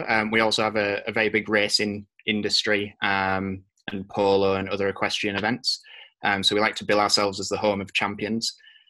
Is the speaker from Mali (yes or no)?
no; Yorkshire and the Humber, United Kingdom; accent: Yorkshire; moved away as an adult; also born or lived in Teesside; now in New Zealand; So I'm originally from North Yorkshire in the middle of Captain Cook country, and came to New Zealand from Teesside University a couple of years ago.